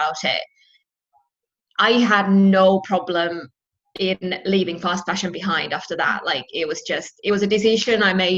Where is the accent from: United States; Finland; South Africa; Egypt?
Finland; moved away as an adult; also born or lived in United Kingdom; I've lived in the UK and I'm from Finland myself